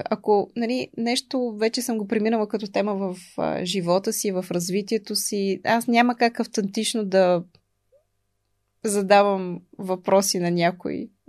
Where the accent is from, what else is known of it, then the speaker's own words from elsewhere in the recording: Bulgaria; И научих, че има нещо много топло в, а, в това да сме българи.